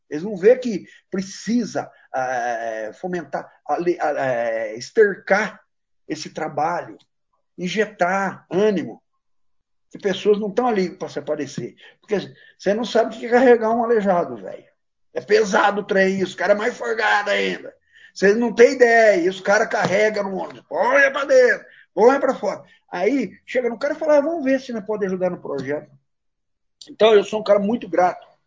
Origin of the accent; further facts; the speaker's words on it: Brazil; eu nasci no mato, nasci numa fazenda, cresci numa fazenda, moro em Baté, Baté hoje tem 40 mil habitantes